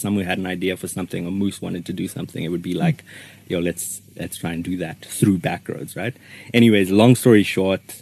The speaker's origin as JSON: {"language": "English", "town": "Johannesburg", "region": "Gauteng", "country": "South Africa", "said": "we're suburb boys who still, you know, if someone asks you where you're from, you say Joburg"}